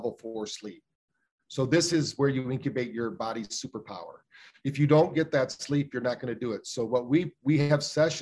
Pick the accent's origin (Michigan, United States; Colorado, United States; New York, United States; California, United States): Michigan, United States; Battle Creek; We grew up in Battle Creek, Michigan, where the first health food store in America was